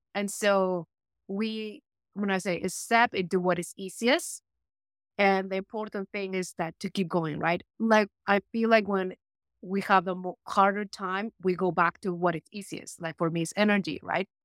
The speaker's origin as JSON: {"language": "English", "country": "Peru", "tie": "born or raised there", "moved": "as an adult", "said": "I was born in Peru"}